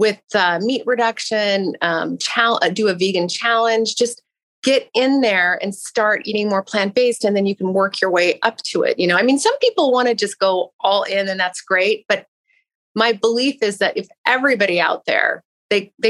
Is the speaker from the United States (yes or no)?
yes; Pacific Northwest, United States; I grew up in the Pacific Northwest